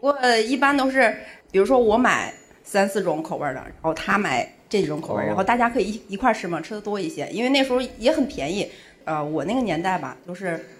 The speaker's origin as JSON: {"language": "Chinese", "region": "Heilongjiang", "country": "China", "said": "因为我是东北人，黑龙江的"}